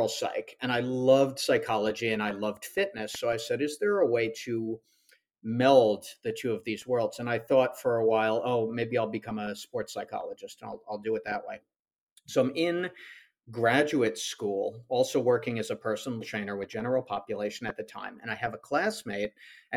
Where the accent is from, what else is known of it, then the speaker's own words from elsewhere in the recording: Long Island, New York, United States; moved away as an adult; now in Charlotte, United States; I'm originally from Long Island, New York. Lived there for all of my life except the past 6 months